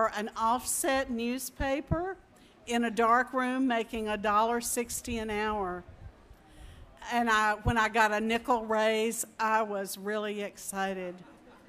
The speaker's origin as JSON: {"language": "English", "town": "Tunica", "region": "Mississippi", "country": "United States", "tie": "born or raised there", "also_born_or_lived": "South Carolina / Arkansas", "moved": "yes", "lives_now": "Texas, United States", "said": "I grew up in Tunica, Mississippi, which at the time was the poorest county in the United States"}